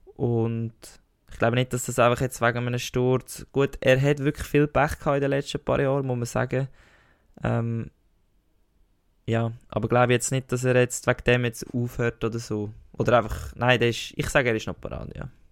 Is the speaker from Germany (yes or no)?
no; Switzerland; als richtiger Schweizer Federer-Fan